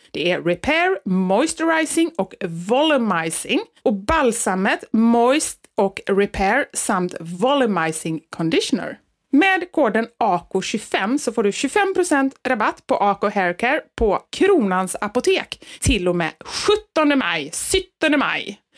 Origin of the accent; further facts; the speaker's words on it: Sweden; vi är ju svenskar